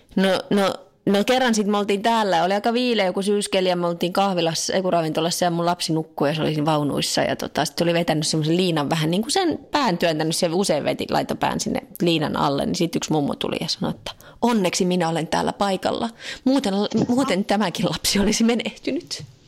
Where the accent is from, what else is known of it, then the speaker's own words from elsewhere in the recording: Finland; now in France; mä oon Suomesta